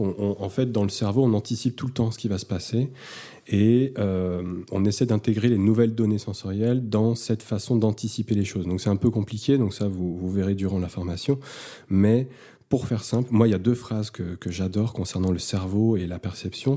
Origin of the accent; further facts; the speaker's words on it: Lyon, Auvergne-Rhône-Alpes, France; je viens de Lyon, euh, j'ai un cabinet garde-veste depuis 6 ans